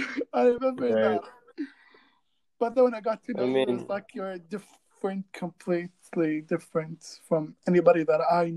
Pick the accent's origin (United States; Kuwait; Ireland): Kuwait; growing up in Kuwait